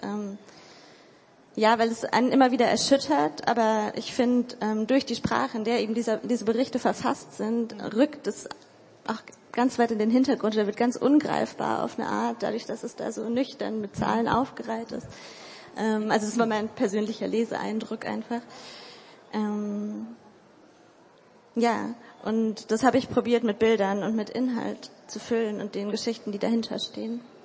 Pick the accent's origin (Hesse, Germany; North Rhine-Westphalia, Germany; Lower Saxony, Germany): Lower Saxony, Germany; Hildesheim; Ich komme aus Hildesheim. Ich studiere dort literarisches Schreiben.